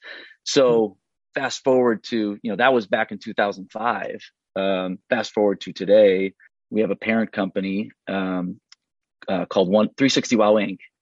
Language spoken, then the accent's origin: English; St. Paul, Minnesota, United States; moved away as an adult; also born or lived in Chattanooga; I grew up in St. Paul, went to school in Minneapolis